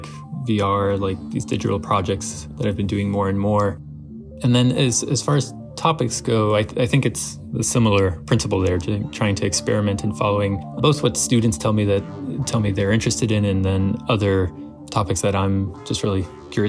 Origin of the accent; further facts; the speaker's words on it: Houston, Texas, United States; After moving to outside Houston when I was about six with my mom, I grew up just outside Houston